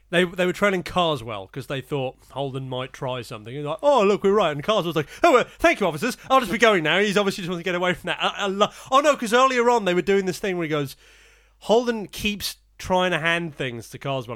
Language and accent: English; Portsmouth, South East England, United Kingdom; I was born in Portsmouth